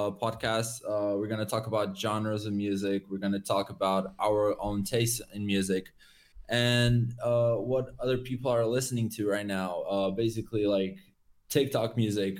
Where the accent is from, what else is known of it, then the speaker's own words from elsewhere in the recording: Portugal; moved away as an adult; also born or lived in United Kingdom; We came back home to Portugal